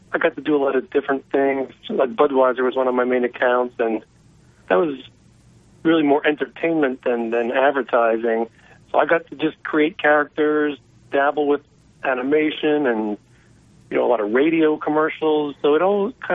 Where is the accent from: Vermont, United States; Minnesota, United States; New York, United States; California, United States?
California, United States; San Francisco; I live in San Francisco